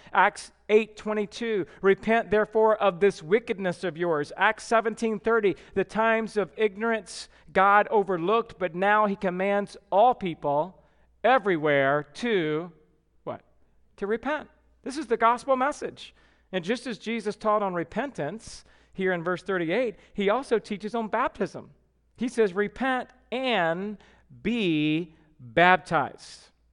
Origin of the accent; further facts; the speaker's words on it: Georgia, United States; moved away; I'm from Georgia.